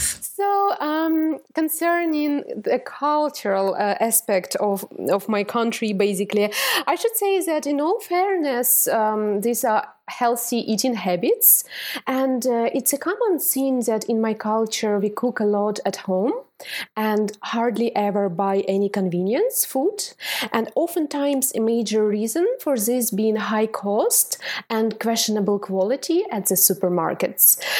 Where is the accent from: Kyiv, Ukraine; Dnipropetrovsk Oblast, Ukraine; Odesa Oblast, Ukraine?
Dnipropetrovsk Oblast, Ukraine; Dnipro; English is a second language; moved away as an adult; now in Ireland; I was born and brought up in Ukraine, but actually to a Russian family, and uh, I really love my hometown of Dnipropetrovsk